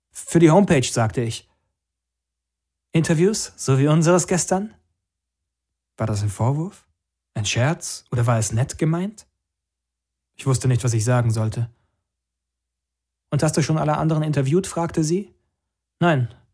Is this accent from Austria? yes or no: no; San Francisco, California, United States; Ich bin in San Francisco geboren, habe dort mit meiner Mutter gelebt.